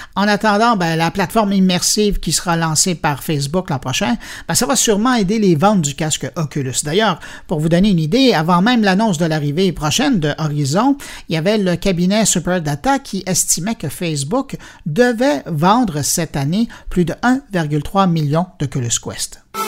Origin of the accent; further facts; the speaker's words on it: Quebec, Canada; chez nous, au Québec